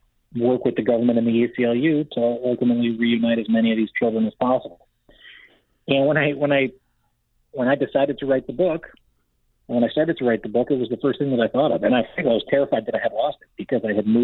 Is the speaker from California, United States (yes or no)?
yes; Southern California, United States; I'm born and raised in Southern California